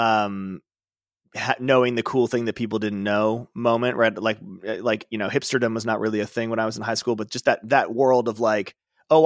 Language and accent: English; Chicago, Illinois, United States; I grew up in Chicago.